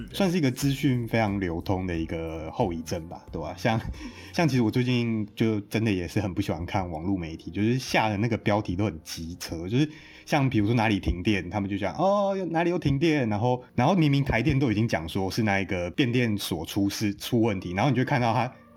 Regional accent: northern Taiwan, Taiwan; 我们北部人

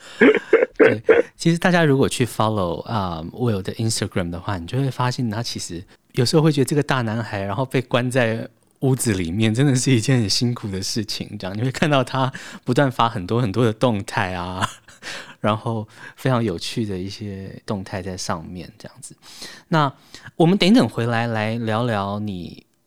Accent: Taiwan; 我们台湾人

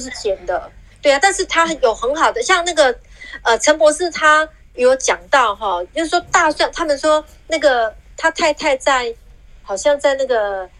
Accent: Taiwan; 我们台湾人很喜欢吃那一种软软的

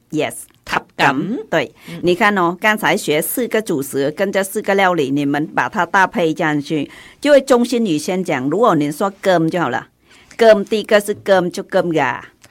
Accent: Southern Vietnam, Vietnam; accent: southern Vietnamese; Chinese is a second language; moved away as an adult; now in Taiwan; 我在南越出生长大，所以我就平时讲话都是讲南越的

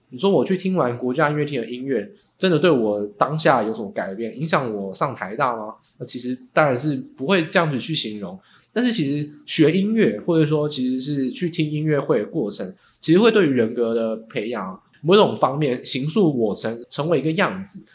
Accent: Hsinchu, Taiwan; moved away as an adult; also born or lived in Taipei; 我自己呢，刚好不是台北人哦，我是新竹人，在大学来台北以前啊

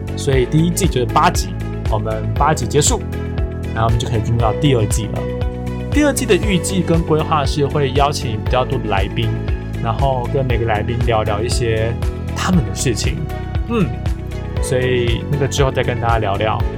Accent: Taiwan; 我们如果各位听我节目，应该都台湾人吧

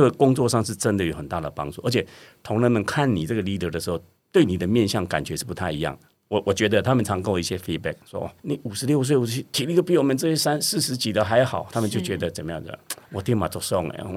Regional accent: Budai, Chiayi County, Taiwan; moved away; 那嘉义的那个布袋就是我的故乡

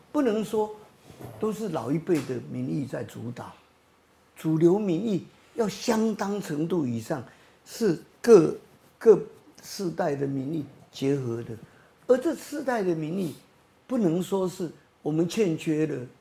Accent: Taiwan; 我们台湾人

